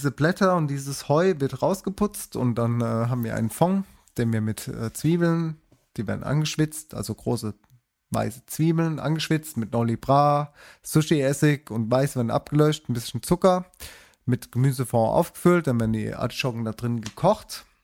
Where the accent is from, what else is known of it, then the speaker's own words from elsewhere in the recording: United States; ich trinke, because ich bin aus Amerika, ich trinke Zero